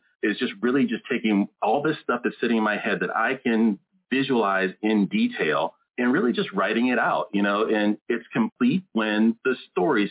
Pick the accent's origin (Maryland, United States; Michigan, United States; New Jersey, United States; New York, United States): Maryland, United States; moved away as an adult; also born or lived in North Carolina / Jacksonville, Florida / St. Augustine, Florida; now in Des Moines, United States; I grew up in Maryland